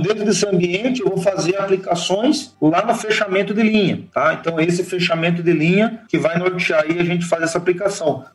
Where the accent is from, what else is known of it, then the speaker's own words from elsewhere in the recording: São Paulo, Brazil; moved away as an adult; also born or lived in Itapetininga / Lages, Santa Catarina / Passo Fundo / Viçosa; Eu sou paulista